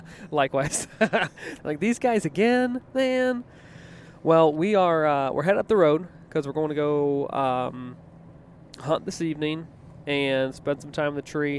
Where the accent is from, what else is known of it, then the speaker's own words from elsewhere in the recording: East Coast, United States; now in Midwest, United States; I grew up in the East Coast